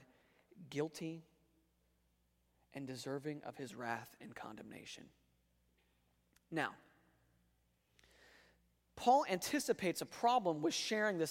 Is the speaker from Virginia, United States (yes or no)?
yes; Northern Virginia, United States; now in North Carolina, United States; where I grew up in Northern Virginia.